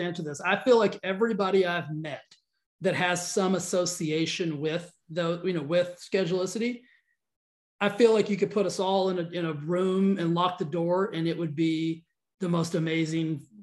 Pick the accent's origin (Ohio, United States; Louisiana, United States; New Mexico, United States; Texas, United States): Texas, United States; moved away as an adult; now in Los Angeles, United States; he and I grew up in Texas